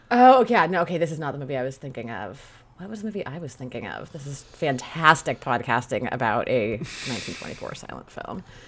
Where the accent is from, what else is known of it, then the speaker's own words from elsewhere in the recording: Northern California, United States; I'm from Northern California